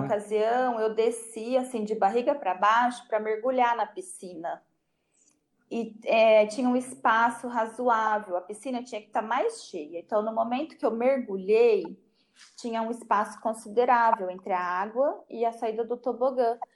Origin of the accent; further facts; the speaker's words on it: Penápolis, São Paulo, Brazil; Eu sou nascida em Penápolis e não, não, nunca saí de Penápolis.